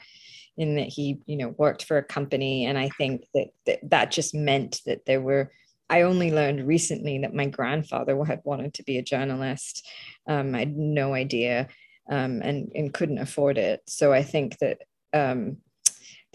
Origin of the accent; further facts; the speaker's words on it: India; moved away; also born or lived in Calcutta, India / Croydon, United Kingdom; I grew up in a secular country, and it was a proudly secular country